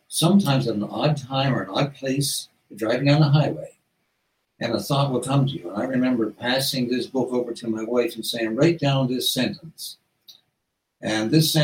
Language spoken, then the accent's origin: English; South Coast, Newfoundland and Labrador, Canada; in Newfoundland, like when I grew up in the South Coast